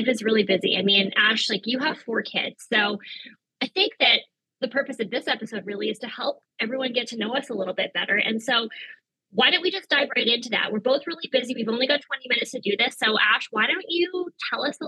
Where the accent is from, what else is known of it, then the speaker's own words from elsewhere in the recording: Victoria, British Columbia, Canada; I was also born and raised in Victoria